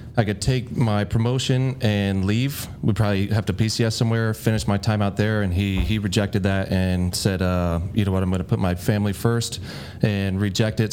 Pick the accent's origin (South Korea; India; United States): United States; Bellevue, Nebraska; I was born in Bellevue, Nebraska